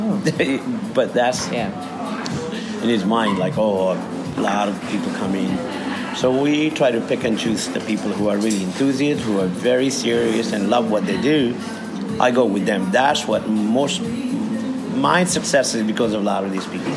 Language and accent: English; India; also born or lived in San Francisco; now in Australia; being me Indian